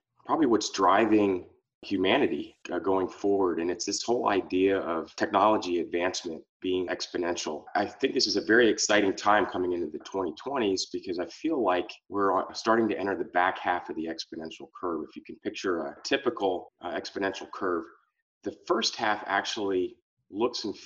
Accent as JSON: {"language": "English", "region": "East Coast", "country": "United States", "tie": "born or raised there", "also_born_or_lived": "California", "moved": "as an adult", "said": "I grew up on the East Coast"}